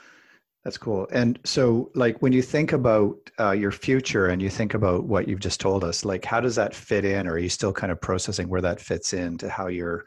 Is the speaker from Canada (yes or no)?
yes; Alberta, Canada; I grew up in Alberta, which is kind of like the Canadian version of Texas combined with Colorado.